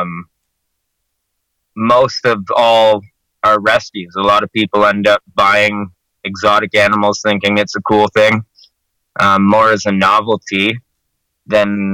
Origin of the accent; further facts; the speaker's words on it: Canada; I'm from Canada